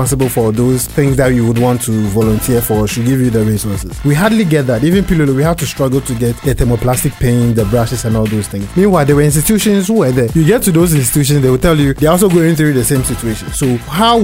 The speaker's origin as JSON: {"language": "English", "town": "Takoradi", "region": "Western Region", "country": "Ghana", "tie": "born or raised there", "also_born_or_lived": "Kumasi / Bibiani / Cape Coast", "said": "I grew up in Takoradi. I schooled in Takoradi, but I started my education somewhere in Kumasi and then Bibiani"}